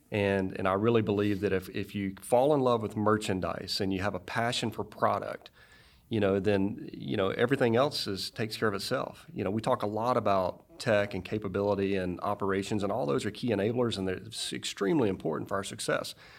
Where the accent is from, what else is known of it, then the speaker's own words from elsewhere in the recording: Greenville, Mississippi, United States; moved away as an adult; also born or lived in Frankfurt, Germany / Fayetteville, Arkansas; grew up in Mississippi